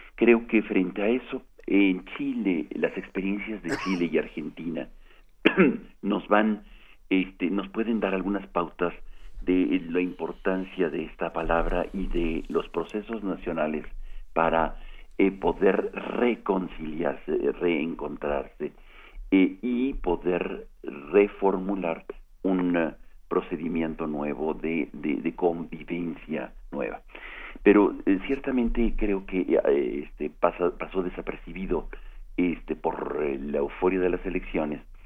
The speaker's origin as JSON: {"language": "Spanish", "country": "Mexico", "said": "nosotros como mexicanas y mexicanos"}